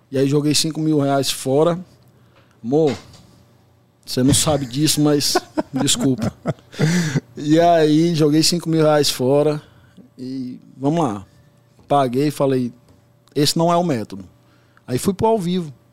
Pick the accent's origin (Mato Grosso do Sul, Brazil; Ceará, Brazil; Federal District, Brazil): Federal District, Brazil; Brasília; born there; also born or lived in São Paulo; now in Fortaleza, Brazil; Eu moro em Fortaleza, mas nasci em Brasília, morei muito tempo aqui em São Paulo